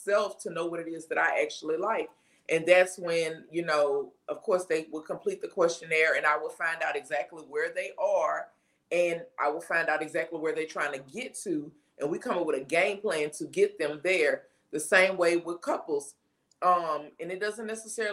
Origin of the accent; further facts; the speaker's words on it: Baton Rouge, Louisiana, United States; I am from Baton Rouge, Louisiana